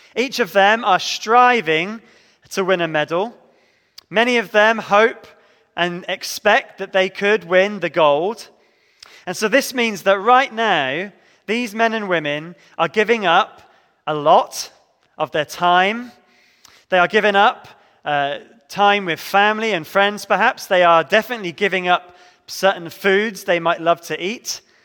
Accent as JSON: {"language": "English", "area": "Devon", "region": "South West England", "country": "United Kingdom", "tie": "born or raised there", "said": "growing up in Devon, my church did much good for me."}